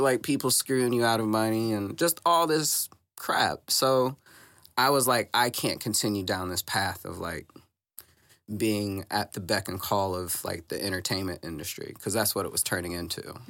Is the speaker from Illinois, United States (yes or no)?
yes; Southern Illinois, United States; now in Saint Louis, United States; I'm from the Illinois side.